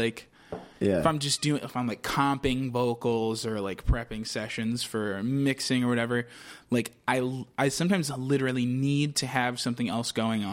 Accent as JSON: {"language": "English", "area": "Loudoun County", "region": "Virginia", "country": "United States", "tie": "born or raised there", "said": "I'm from Virginia. I'm from, like, outskirts of D.C."}